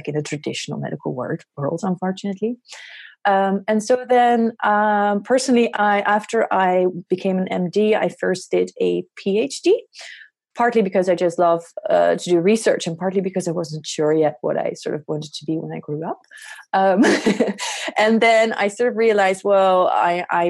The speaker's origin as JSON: {"language": "English", "country": "Netherlands", "said": "I am a psychiatrist from the Netherlands."}